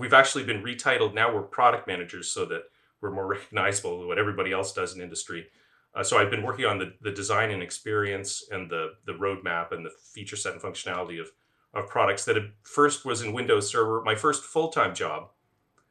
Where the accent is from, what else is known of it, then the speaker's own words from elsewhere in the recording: Ottawa, Ontario, Canada; also born or lived in Waterloo, Canada; I'm originally from Ottawa, Canada